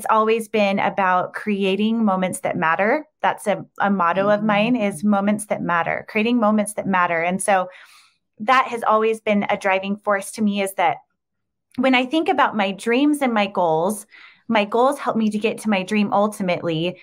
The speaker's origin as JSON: {"language": "English", "region": "Utah", "country": "United States", "tie": "born or raised there", "said": "I grew up in Utah"}